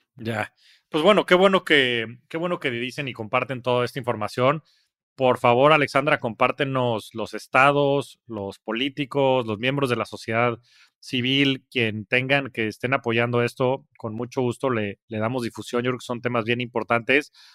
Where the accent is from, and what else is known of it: Mexico